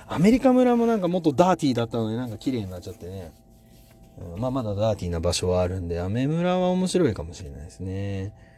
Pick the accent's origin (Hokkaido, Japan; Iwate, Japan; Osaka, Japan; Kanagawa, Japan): Osaka, Japan; born or raised there